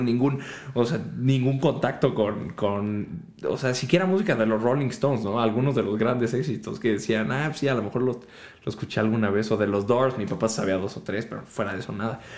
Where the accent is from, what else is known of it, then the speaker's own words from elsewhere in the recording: Mexico; also born or lived in Germany; siendo mexicano y estando en Alemania